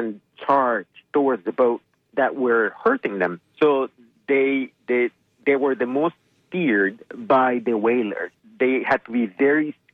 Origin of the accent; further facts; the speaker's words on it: Yucatán Peninsula, Mexico; I grew up in the Yucatan Peninsula